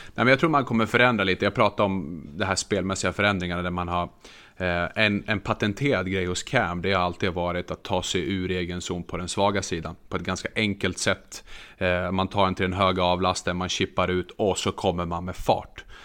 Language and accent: Swedish; Örnsköldsvik, Västernorrland County, Sweden; now in southern Sweden; jag är faktiskt född i Övik